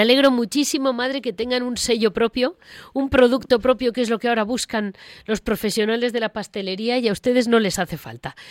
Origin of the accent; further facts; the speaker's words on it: Madrid, Community of Madrid, Spain; soy de Madrid